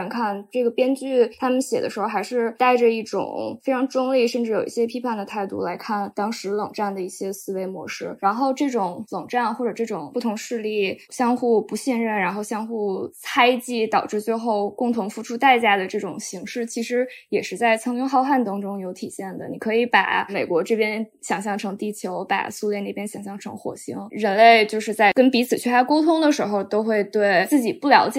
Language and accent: Chinese; China; 我们作为中国人，或者美国人作为美国人，他们应该怎么去思考两个世界上最大国家之间的可能的利益的冲突？